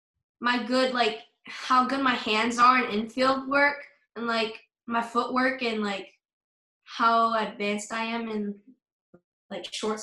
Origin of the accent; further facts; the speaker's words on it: San Antonio, Texas, United States; also born or lived in Arizona; I'm from San Antonio, Texas.